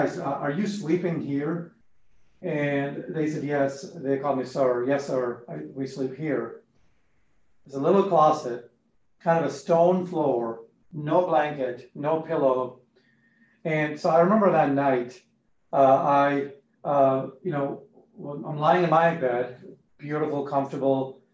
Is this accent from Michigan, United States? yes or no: no; Boston, Massachusetts, United States; also born or lived in India; Moved to the U.S., to Boston, on my eighth birthday.